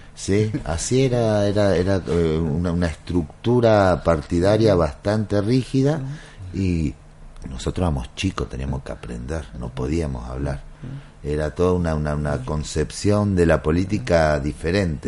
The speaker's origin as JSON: {"language": "Spanish", "town": "San Miguel", "region": "Buenos Aires Province", "country": "Argentina", "tie": "born or raised there", "moved": "as an adult", "lives_now": "Santiago del Estero, Argentina", "said": "Yo nací en Buenos Aires."}